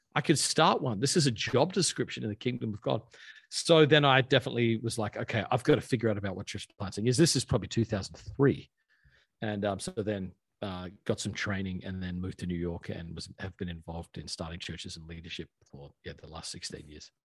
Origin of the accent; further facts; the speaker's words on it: Australia; moved away as an adult; I grew up in Australia. Um, I lived there until I was 20